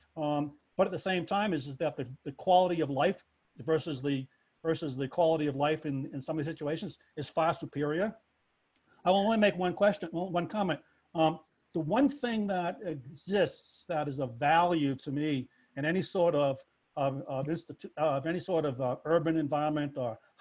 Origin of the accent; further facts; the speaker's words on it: Boston, Massachusetts, United States; being a Bostonian